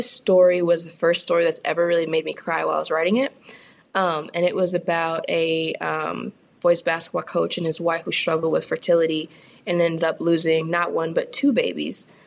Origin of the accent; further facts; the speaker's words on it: California, United States; moved away as an adult; also born or lived in Fairmont, Minnesota; now in Louisville, United States; I'm a Californian